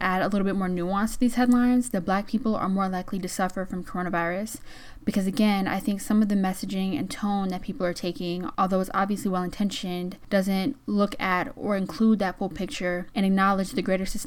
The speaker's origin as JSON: {"language": "English", "region": "Georgia", "country": "United States", "tie": "born or raised there", "said": "my home state of Georgia"}